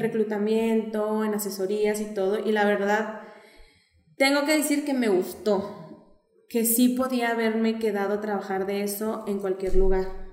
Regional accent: Torreón, Coahuila, Mexico; moved away; also born or lived in Xalapa; yo me fui de Torreón cuando la gente no salía y regreso cuando la gente tenía un hambre de salir

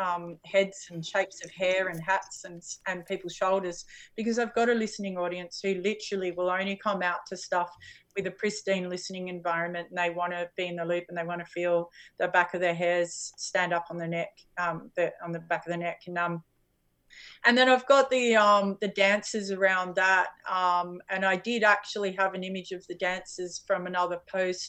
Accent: Australia; I'm Australian

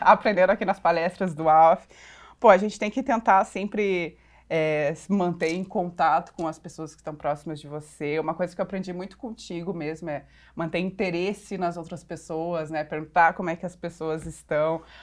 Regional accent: Porto Alegre, Rio Grande do Sul, Brazil; moved away as an adult; also born or lived in Curitiba; now in São Paulo, Brazil; eu sou, na verdade, uma curitibana, que cresci em Porto Alegre, agora moro aqui em São Paulo

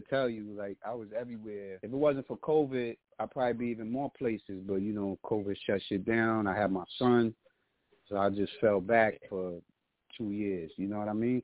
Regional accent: New York City, New York, United States; I'm from St. James Park. I'm from Jerome Avenue. I grew up with Slick

